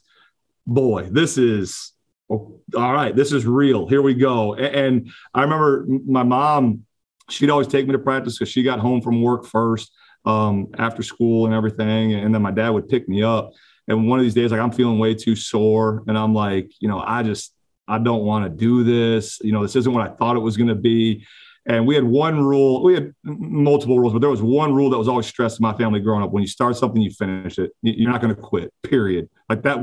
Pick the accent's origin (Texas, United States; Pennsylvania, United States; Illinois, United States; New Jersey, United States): Illinois, United States; Oak Lawn; also born or lived in Slidell, Louisiana; grew up on southern suburb, Oak Lawn, right outside the city